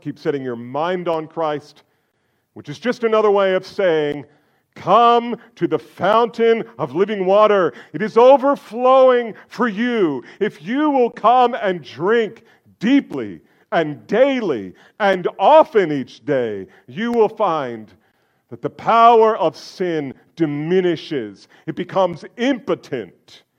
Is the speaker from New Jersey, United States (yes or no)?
yes; New Jersey, United States; I'm from New Jersey